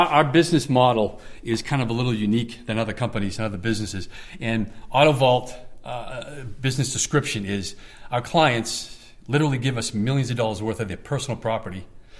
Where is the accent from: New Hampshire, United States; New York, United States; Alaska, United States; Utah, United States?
New Hampshire, United States; now in California, United States; Growing up in New England on the East Coast